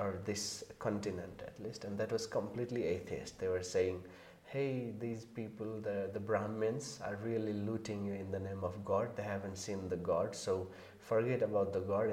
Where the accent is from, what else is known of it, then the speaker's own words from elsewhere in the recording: Nepal; I'm from Nepal